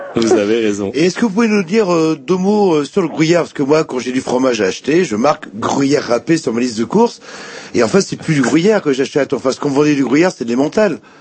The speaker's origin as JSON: {"language": "French", "region": "Brittany", "country": "France", "said": "chez nous en Bretagne"}